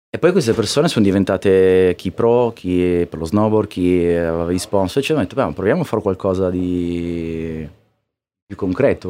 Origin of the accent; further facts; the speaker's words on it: Trieste, Friuli-Venezia Giulia, Italy; moved away as an adult; now in Milan, Italy; io sono, vengo da Trieste e già, ah, cioè, eravamo lontani da tutto, lo siamo